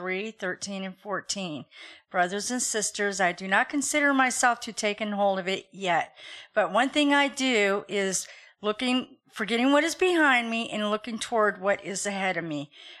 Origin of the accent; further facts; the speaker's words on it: Stockton, California, United States; I'm from Stockton, California, and I'm 55 years old.